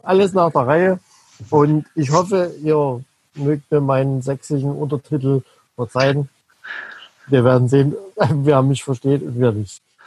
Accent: Dresden, Saxony, Germany; accent: Saxon; Ich komme aus Dresden

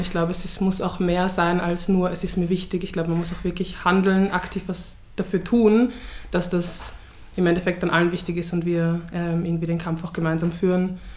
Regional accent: Vienna, Austria; Ja, aus Wien, woher kommst du wirklich? Aus Floridsdorf, willst du die Adresse wissen oder so.

